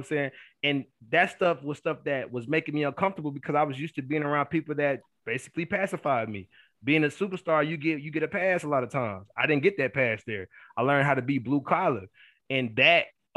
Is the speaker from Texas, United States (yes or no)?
yes; Killeen, Texas, United States; moved away as an adult; also born or lived in Abilene; It was my hometown